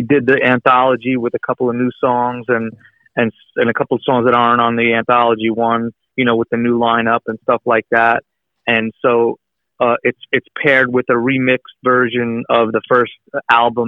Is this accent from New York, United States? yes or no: yes; Long Island, New York, United States; moved away as an adult; I grew up in Long Island